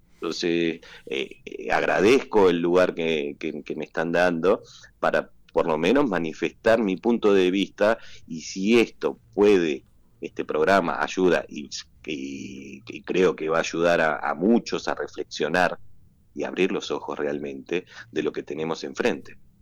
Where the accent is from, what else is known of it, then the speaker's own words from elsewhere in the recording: Argentina; la selección nuestra